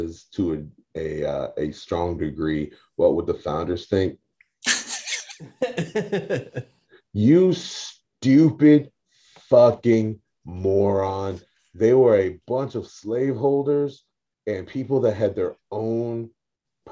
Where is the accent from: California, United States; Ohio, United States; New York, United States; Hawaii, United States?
New York, United States; the Rip Van Winkle state; I come from the Rip Van Winkle state